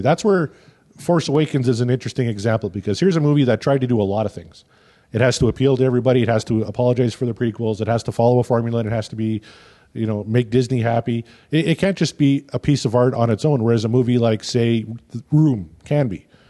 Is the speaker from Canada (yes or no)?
yes; Canada; as a Canadian because I've been living in Canada for forty-one years now.